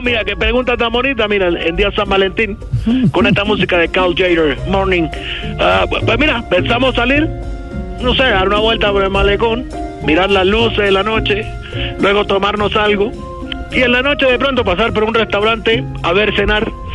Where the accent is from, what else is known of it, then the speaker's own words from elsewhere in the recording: Havana, Cuba; yo soy de La Habana, pero de la parte vieja del barrio humano, y allá fue cuando me crié